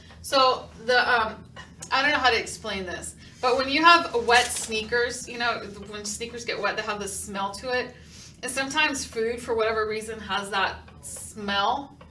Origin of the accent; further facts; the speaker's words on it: Cuba; now in Houston, United States; I'm originally from Cuba